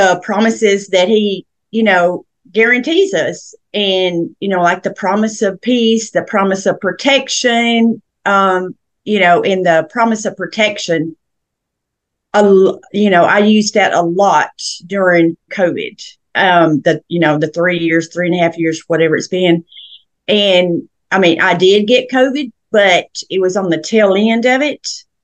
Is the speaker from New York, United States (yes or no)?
no; Murfreesboro, Tennessee, United States; I was born and raised in Middle Tennessee, Murfreesboro, Tennessee, and we lived on a farm growing up